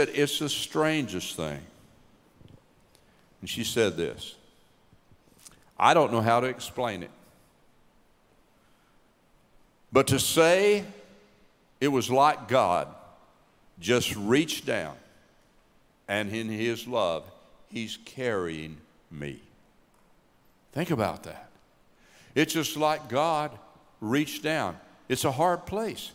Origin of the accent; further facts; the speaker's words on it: Knoxville, Tennessee, United States; moved away; We're from East Tennessee, grew up in Knoxville, Tennessee